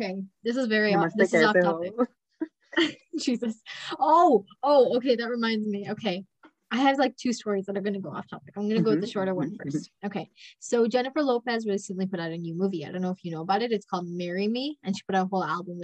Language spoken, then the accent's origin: English; Canada; accent: Canadian; We're in Canada. I'm Canadian. I've got the accent.